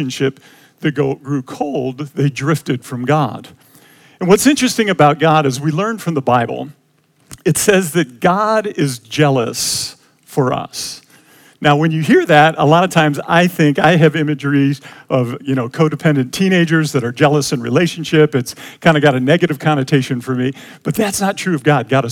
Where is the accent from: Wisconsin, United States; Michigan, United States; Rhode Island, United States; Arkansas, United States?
Michigan, United States; Detroit; We grew up in Detroit